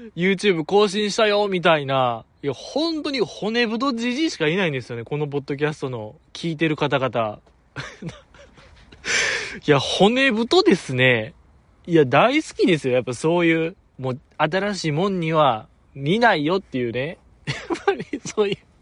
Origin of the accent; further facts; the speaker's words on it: Kansai, Japan; accent: Kansai dialect; 僕結構強めの関西弁で